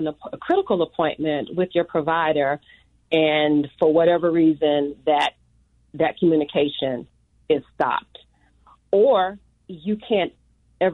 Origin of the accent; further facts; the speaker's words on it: Norfolk, Virginia, United States; moved away as an adult; now in New Mexico, United States; I'm originally from Norfolk, Virginia, which is a Navy town